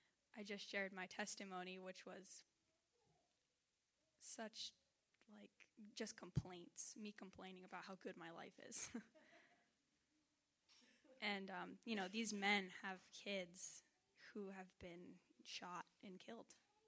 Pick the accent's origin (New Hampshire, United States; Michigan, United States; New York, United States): New Hampshire, United States; here I am coming from New Hampshire, which is a really pretty nice place, and going to Honduras where there's trash in the rivers